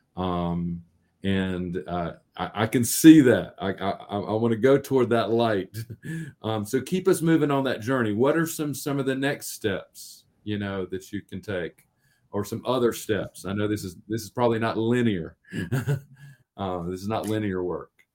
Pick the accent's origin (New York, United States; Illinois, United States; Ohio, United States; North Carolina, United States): North Carolina, United States; I'm from North Carolina